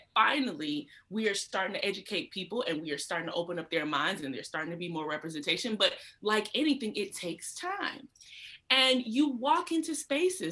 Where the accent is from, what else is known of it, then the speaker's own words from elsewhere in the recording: Atlanta, Georgia, United States; I grew up in Georgia, and my family's from South Carolina.